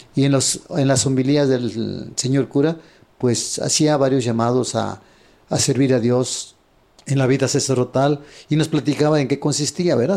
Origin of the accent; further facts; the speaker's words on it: Apipilulco, Guerrero, Mexico; moved away; also born or lived in Japan; nací en Guerrero. Ajá. En un pueblo de 8000 habitantes llamado Apipilulco, de la parroquia de Cocula Guerrero